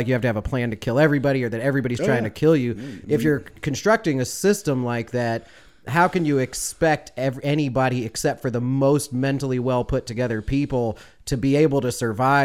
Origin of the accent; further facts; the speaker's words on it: Chicago, Illinois, United States; now in the South, United States; I had interactions with police officers also growing up in Chicago